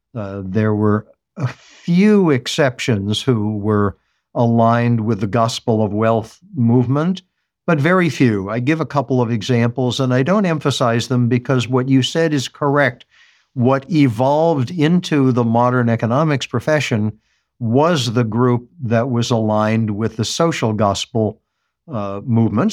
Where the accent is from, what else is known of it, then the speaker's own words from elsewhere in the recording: United States; As an American